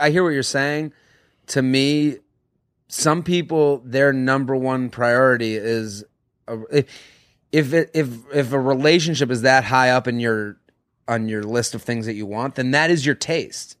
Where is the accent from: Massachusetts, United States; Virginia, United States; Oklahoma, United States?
Massachusetts, United States; Boston; I'm from Boston